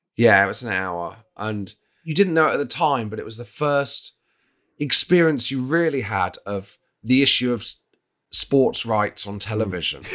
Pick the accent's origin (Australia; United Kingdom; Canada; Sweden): United Kingdom; England; as an Englishman